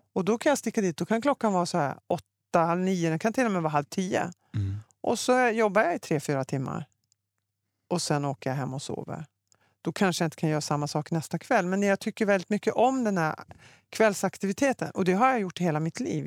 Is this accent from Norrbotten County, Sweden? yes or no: yes; Luleå, Norrbotten County, Sweden; Jag är uppväxt i Norrbotten, i Luleå.